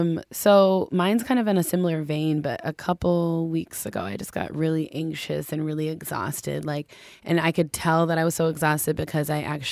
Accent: Minneapolis, Minnesota, United States; And so I kind of spontaneously decided to go home. I'm from Minneapolis. And I decided to go home and just, like, unplug.

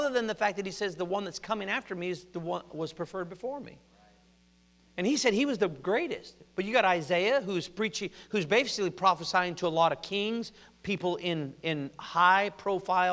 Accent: Oregon, United States; also born or lived in Compton, California; I was born in Compton, born in Dominguez Valley Hospital, and they we moved to Oregon about 2 years later

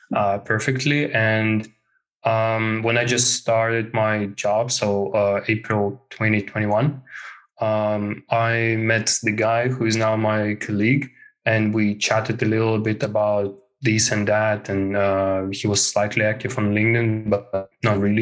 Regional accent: Moscow, Russia; moved away as an adult; now in Helsinki, Finland; I come from Moscow, Russia. Uh, I uh, and I live in Finland, in Helsinki right now

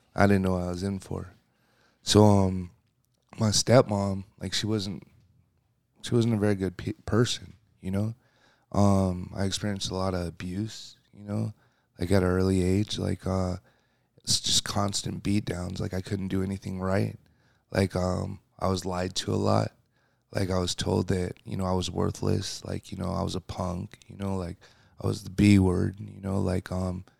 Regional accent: Seattle, Washington, United States; coming in the world, you know, in Seattle, it's a rainy place

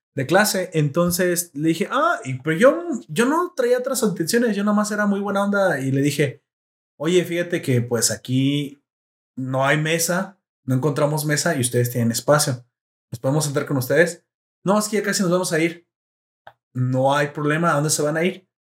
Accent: Mexico

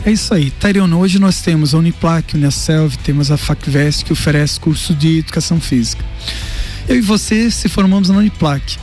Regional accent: Lages, Santa Catarina, Brazil; born or raised there

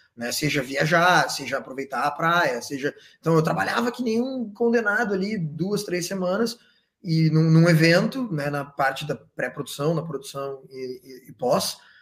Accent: Porto Alegre, Rio Grande do Sul, Brazil; moved away as an adult; also born or lived in Santa Maria, Brazil; now in Australia; Fui para Santa Maria, sou de Porto Alegre, mas fui para Santa Maria

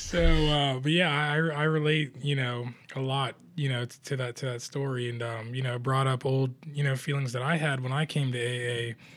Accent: Toronto, Ontario, Canada; I am Canadian as well. Born in Toronto, Canada

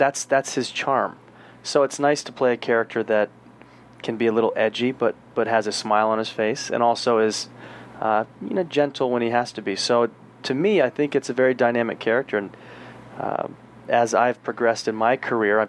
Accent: Peachtree City, Georgia, United States; moved away; I grew up in Peachtree City. It's about 30 miles south of Atlanta

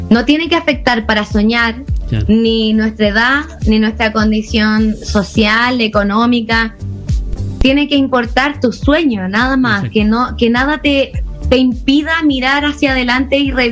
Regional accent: Puebla, Mexico; vengo de Puebla, vengo sí. De Puebla, sí

